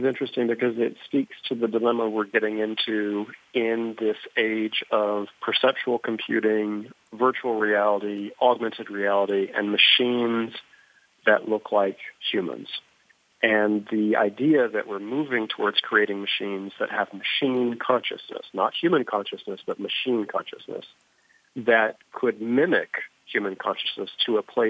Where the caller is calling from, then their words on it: New Jersey, United States; I'm calling from my home office in New Jersey.